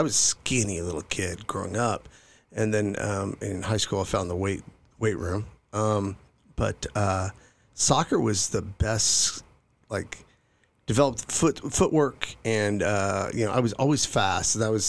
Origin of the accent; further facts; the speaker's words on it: California, United States; I grew up in Northern California. I was Air Force brat. Dad flew in the Air Force. He was he retired out of McClellan Air Force Base.